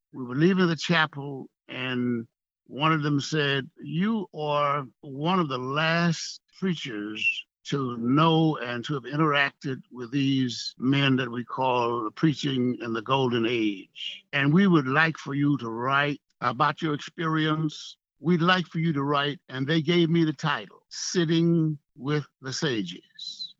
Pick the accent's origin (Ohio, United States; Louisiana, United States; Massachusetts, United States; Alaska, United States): Louisiana, United States; Ruston; in my hometown of Ruston, my home parish of Lincoln